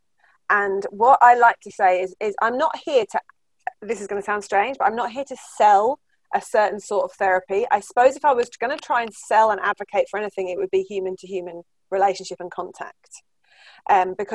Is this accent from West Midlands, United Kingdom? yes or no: no; Cambridge, East of England, United Kingdom; now in Halifax, United Kingdom; I'm from Cambridge, but I live here